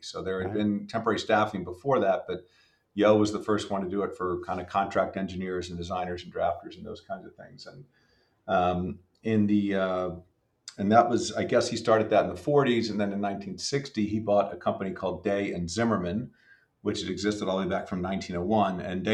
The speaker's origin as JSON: {"language": "English", "town": "Philadelphia", "region": "Pennsylvania", "country": "United States", "tie": "born or raised there", "said": "I was born and raised outside Philadelphia, kind of a lifelong Pennsylvanian and lifelong Philadelphian"}